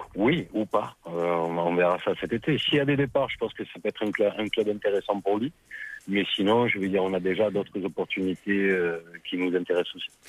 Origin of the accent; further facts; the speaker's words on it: France; en tant que Français et en tant qu'agent français